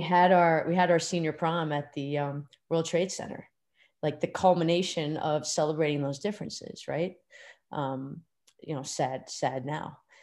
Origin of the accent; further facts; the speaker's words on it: Pelham, New York, United States; I grew up in Pelham, New York, which is just outside of Manhattan